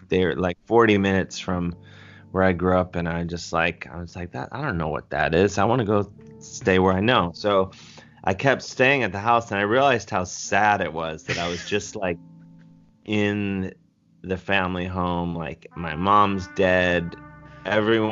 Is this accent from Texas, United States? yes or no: no; University Heights, Ohio, United States; I grew up in University Heights, Ohio